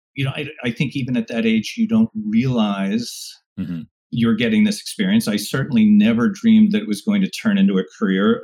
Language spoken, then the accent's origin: English; Rockland County, New York, United States; i i grew up just outside of New York City in Rockland County